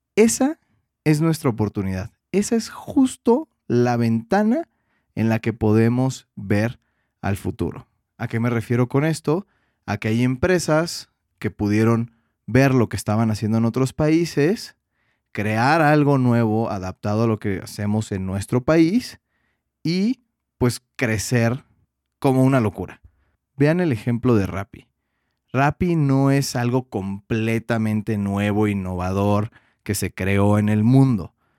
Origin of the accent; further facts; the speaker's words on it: Mexico; como diríamos en México